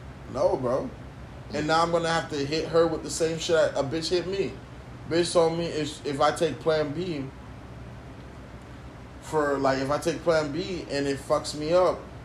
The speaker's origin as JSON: {"language": "English", "country": "United States", "tie": "born or raised there", "said": "I was born in America"}